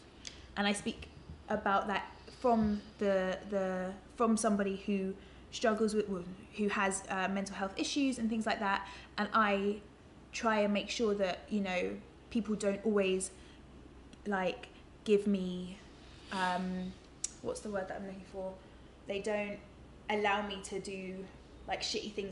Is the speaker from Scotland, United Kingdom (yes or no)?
no; London, United Kingdom; I grew up in London